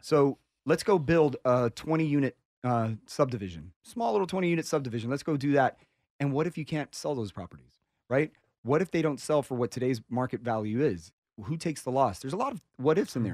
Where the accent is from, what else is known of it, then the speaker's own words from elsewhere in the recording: Miami, Florida, United States; I'm from Miami